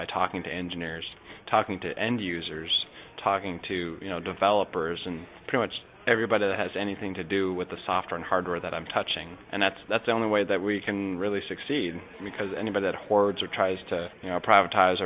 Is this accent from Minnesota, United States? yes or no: yes; Minnesota, United States; moved away as an adult; now in Hampton Roads, United States; I'm originally from Minnesota, so I'm just in Hampton Roads for the Navy.